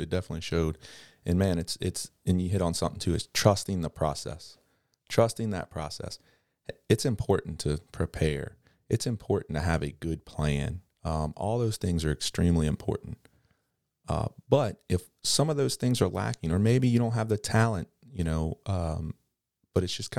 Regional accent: Kenner, Louisiana, United States; I'm from Kennebra.

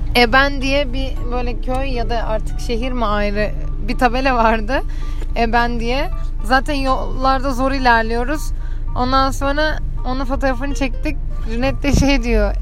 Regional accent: İzmir, Turkey; bir İzmirli olarak hiç kar tecrübem neredeyse yok

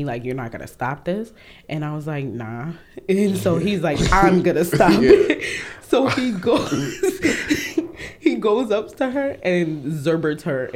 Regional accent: New York City, New York, United States; I'm originally from Harlem.

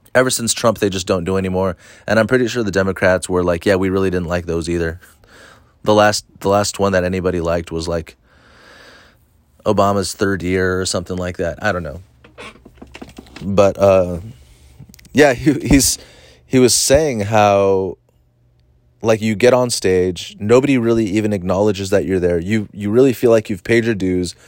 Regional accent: Orange County, California, United States; I'm from Orange County, and I, I mostly hang out and do comedy in LA.

